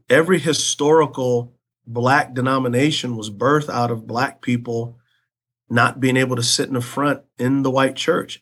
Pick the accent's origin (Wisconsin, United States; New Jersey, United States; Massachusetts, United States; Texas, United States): Texas, United States; San Antonio; I grew up in San Antonio, Texas.